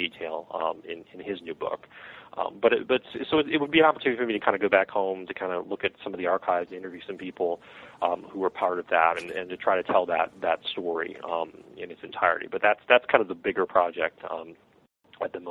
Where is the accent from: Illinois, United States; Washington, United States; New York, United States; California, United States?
Illinois, United States; Chicago; born or raised there